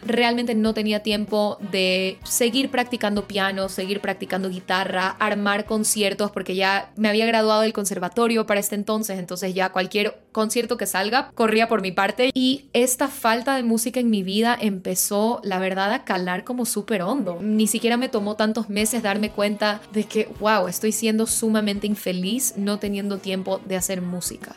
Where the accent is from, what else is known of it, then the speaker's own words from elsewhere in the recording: Guayaquil, Guayas, Ecuador; moved away as an adult; also born or lived in Quito / Boston; yo soy de Guayaquil